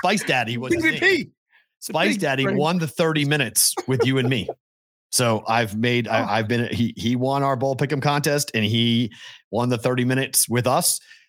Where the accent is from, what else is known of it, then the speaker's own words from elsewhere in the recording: New England, United States; I'm from New England